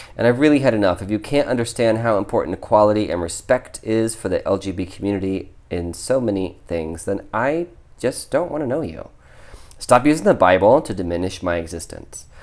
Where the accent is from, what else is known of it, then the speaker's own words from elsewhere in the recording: Ohio, United States; I grew up in Ohio